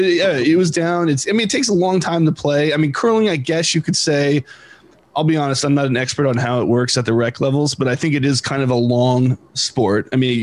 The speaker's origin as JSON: {"language": "English", "country": "United States"}